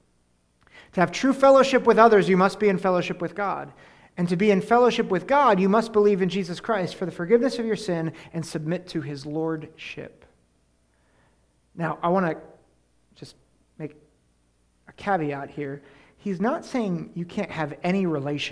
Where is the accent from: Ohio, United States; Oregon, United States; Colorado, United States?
Ohio, United States; Columbus; also born or lived in Penn State University, Pennsylvania; now in Susquehanna Valley, United States; I was born in Columbus, Ohio